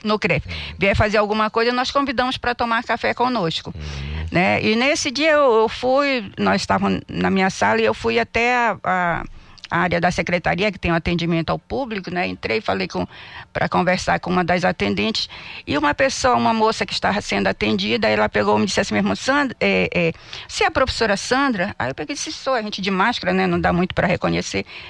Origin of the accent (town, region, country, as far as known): Belém, Pará, Brazil